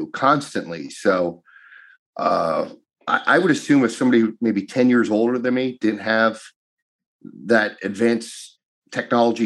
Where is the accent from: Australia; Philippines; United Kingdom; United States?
United States; Duryea, Pennsylvania; growing up in Duryea